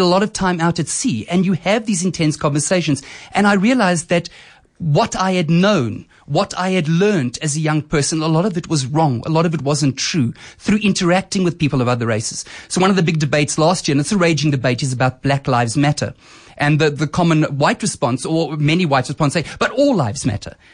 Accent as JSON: {"language": "English", "town": "Boksburg", "region": "Gauteng", "country": "South Africa", "tie": "born or raised there", "also_born_or_lived": "Germiston", "said": "So I grew up in Boksburg and Germiston"}